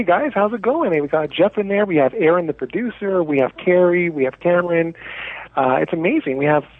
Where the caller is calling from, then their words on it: Toronto, Ontario, Canada; I'm calling from Toronto, Canada.